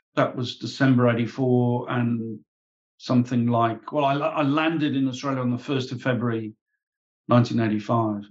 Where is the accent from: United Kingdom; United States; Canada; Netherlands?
United Kingdom; Warwick, West Midlands; I was born and brought up in Warwick in the UK.